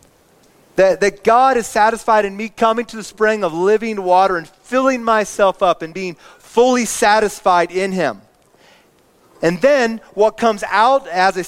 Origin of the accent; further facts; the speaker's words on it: Indiana, United States; I grew up in Indiana